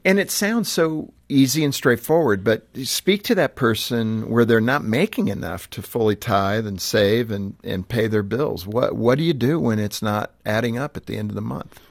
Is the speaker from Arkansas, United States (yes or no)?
no; Southern California, United States; I grew up in Southern Cal